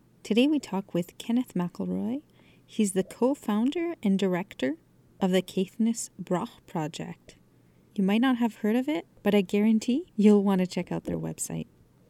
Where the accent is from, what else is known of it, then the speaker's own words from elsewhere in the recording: Canada; I'm a Francophone from Canada